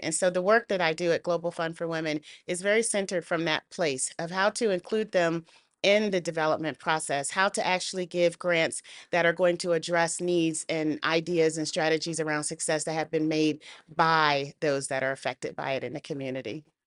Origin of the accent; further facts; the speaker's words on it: United States; I'm a Black woman growing up in the United States